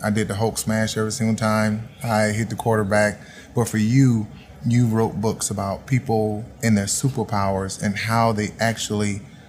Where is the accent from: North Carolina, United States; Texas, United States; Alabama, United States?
Alabama, United States; Auburn; I'm from Auburn, Alabama.